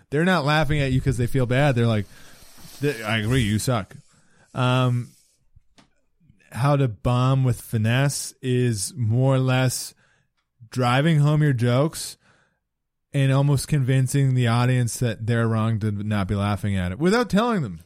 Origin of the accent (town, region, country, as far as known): British Columbia, Canada; now in Halifax, Canada